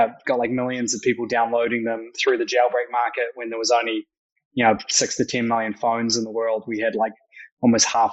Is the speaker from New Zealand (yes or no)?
yes; Christchurch, Canterbury, New Zealand; moved away as an adult; now in New York, United States; So I'm a Kiwi entrepreneur who's spent the last sort of almost 10 years in New York and the US. Grew up in Christchurch